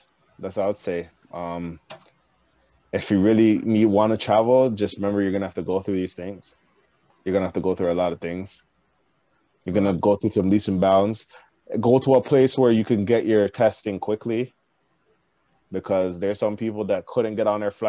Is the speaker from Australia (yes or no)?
no; Canada; It's like, I'm from Canada!